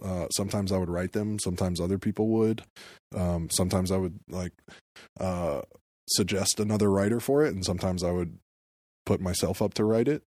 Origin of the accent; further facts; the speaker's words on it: Atlanta, Georgia, United States; moved away as an adult; now in New York, United States; I felt like an outsider growing up in Atlanta in a lot of ways.